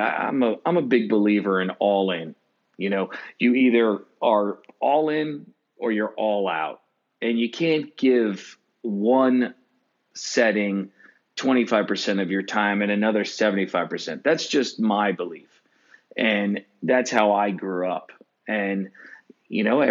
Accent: Long Island, New York, United States; I grew up in Long Island

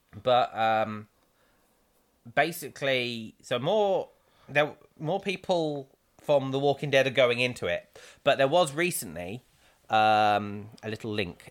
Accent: England, United Kingdom; being English

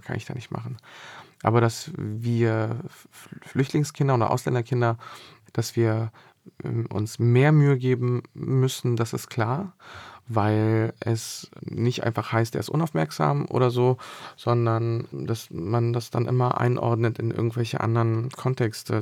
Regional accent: Berlin, Germany; also born or lived in Bosnia and Herzegovina; dann bin ich in Bezirken aufgewachsen, wo die Häuser so sehr weit auseinander standen

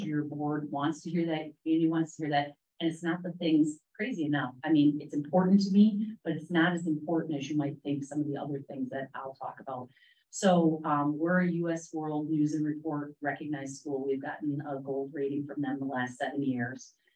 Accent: Wisconsin, United States; moved away as an adult; now in Charlotte, United States; I am from the great state of Wisconsin

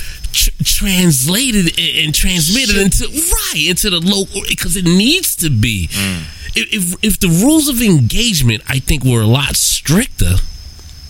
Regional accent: New York City, New York, United States; I'm born and raised in New York, Queens, New York

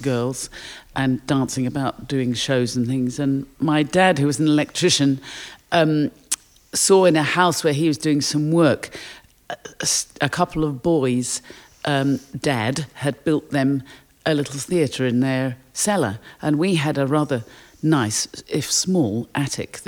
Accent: Durban, KwaZulu-Natal, South Africa; I was born in South Africa. My parents were Londoners who emigrated to Durban in South Africa after the war. And my sister and I were born there.

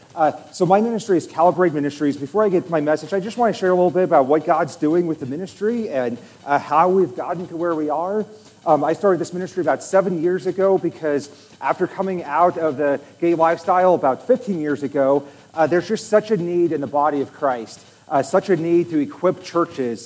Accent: Nebraska, United States; I'm from Nebraska

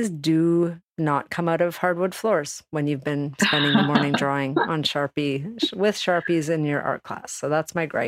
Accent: Calgary, Alberta, Canada; now in Toronto, Canada; I'm from Alberta in Canada, where in Calgary and where I grew up, it's very sunny

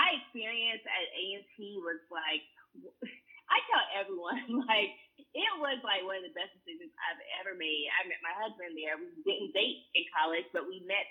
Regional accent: North Carolina, United States; I'm from North Carolina, so I come from a long line

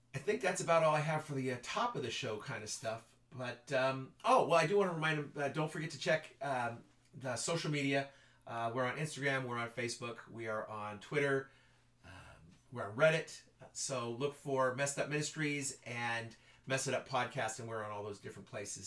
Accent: Ridgecrest, California, United States; lived in Ridgecrest most of my life

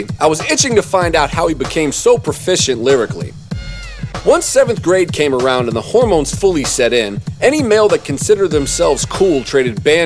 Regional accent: Durham, North Carolina, United States; I was from Dirty Durham

